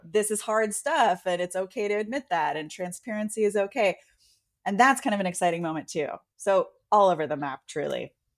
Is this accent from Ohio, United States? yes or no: no; San Francisco, California, United States; I was born in San Francisco.